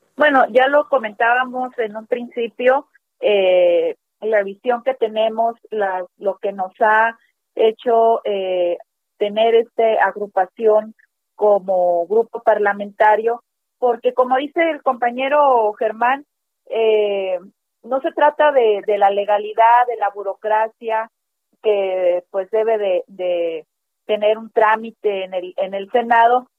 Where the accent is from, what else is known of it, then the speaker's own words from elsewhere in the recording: Mexico; como mexicanos